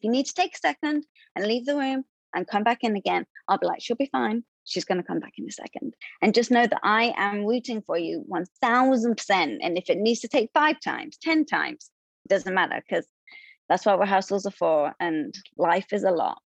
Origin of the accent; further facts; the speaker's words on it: London, United Kingdom; now in United States; I was a Broadway performer, and I came from London in 2008, and then I was in um, Broadway shows